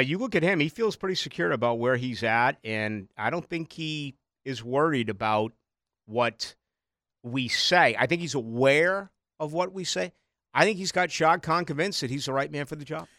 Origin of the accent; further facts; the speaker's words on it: Boston, Massachusetts, United States; now in Florida, United States; I'm from Boston